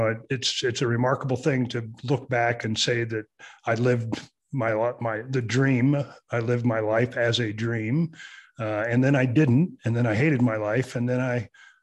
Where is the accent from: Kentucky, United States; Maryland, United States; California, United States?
California, United States; Southern; moved away; I was born and raised in Southern California